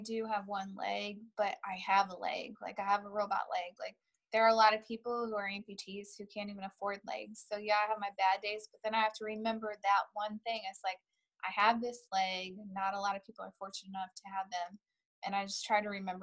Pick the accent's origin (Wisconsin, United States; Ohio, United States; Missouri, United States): Missouri, United States; St. Louis; also born or lived in Iowa; I was born in Iowa, but my parents moved here when I was 3 months old. So basically I'm from St. Louis